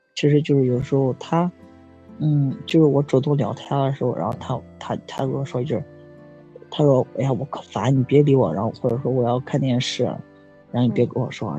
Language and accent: Chinese; Zhengzhou, Henan, China; 我是郑州的